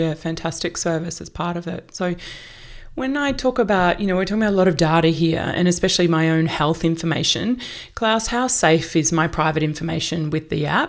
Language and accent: English; Australia; as an Australian